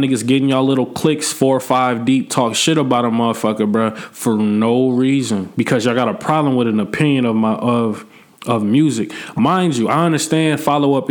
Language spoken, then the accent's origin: English; Peoria, Illinois, United States; I'm not from that soil. I don't drink that water, bro. Like, I'm from Peoria